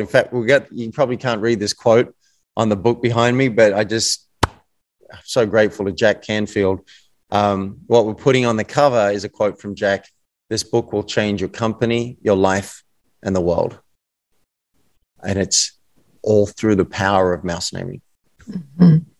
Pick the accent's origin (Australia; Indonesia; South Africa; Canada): Australia; accent: Australian